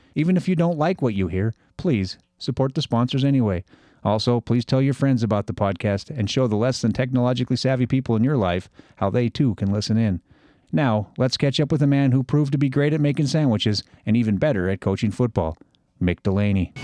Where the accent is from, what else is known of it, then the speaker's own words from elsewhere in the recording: Butte, Montana, United States; I'm from Butte